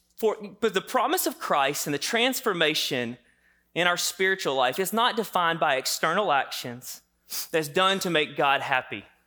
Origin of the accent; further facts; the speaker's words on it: the South, United States; I grew up in the South here